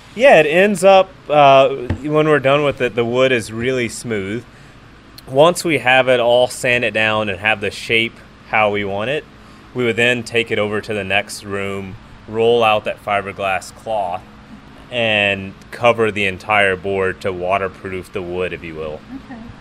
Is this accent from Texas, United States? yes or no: yes; Houston, Texas, United States; now in Austin, United States; We grew up in Houston